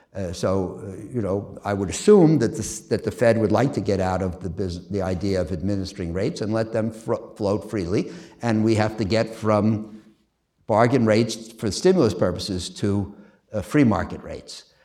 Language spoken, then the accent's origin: English; New York City, New York, United States; moved away as an adult; I'm a kid from Queens, and, uh, I went to the public schools in Queens